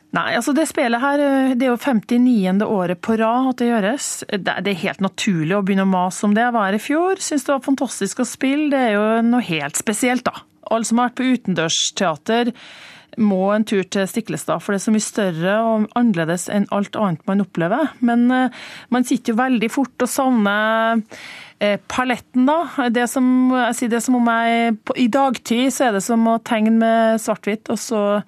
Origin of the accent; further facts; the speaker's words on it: Trøndelag, Norway; accent: Trøndersk; for meg som trønder